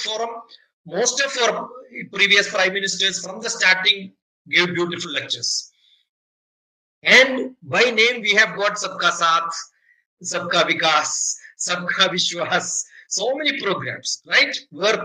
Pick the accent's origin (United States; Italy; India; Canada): India; Kerala; I am from Kerala